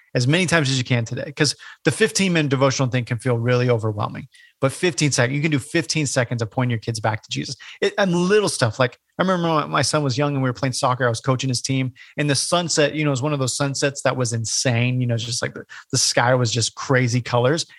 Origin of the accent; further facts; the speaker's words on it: Bay Area, California, United States; moved away as an adult; also born or lived in Portland, Oregon; now in Hilton Head, United States; I grew up in California, the Bay Area